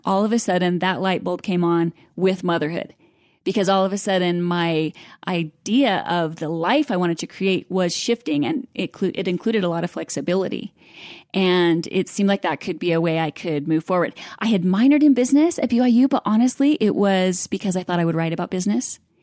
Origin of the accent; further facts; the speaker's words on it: Idaho Falls, Idaho, United States; I grew up in Idaho Falls